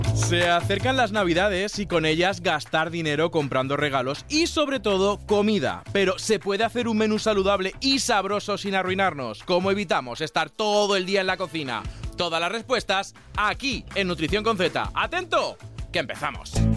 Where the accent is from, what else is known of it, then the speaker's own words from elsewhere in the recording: province of Toledo, Castilla-La Mancha, Spain; yo de, Toledo, de la provincia de Toledo